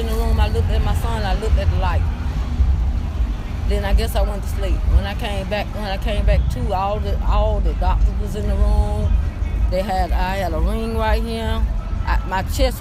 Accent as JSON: {"language": "English", "town": "Reidsville", "region": "Georgia", "country": "United States", "tie": "born or raised there", "said": "I was born in Reedville Prison. They had to sign Reedville Prison. That's where my mama had me at."}